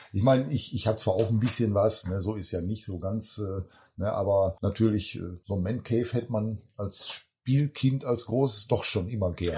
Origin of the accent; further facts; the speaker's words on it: Duisburg, North Rhine-Westphalia, Germany; Ich bin in Duisburg geboren